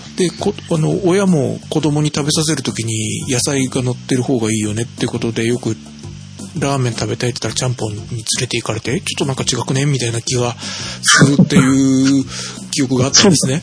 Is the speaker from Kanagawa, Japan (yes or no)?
no; Kitakyushu, Fukuoka, Japan; moved away; 福岡県の中に福岡市と北九州市僕がいたところがあるんですね